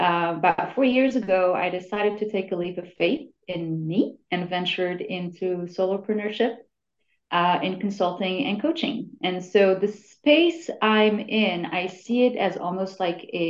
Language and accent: English; Morocco; moved away; I'm originally from Morocco